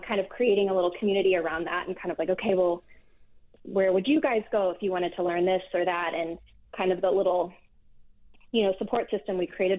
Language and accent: English; Midwest, United States; now in Belmont, United States; growing up in the Midwest in the mid-90s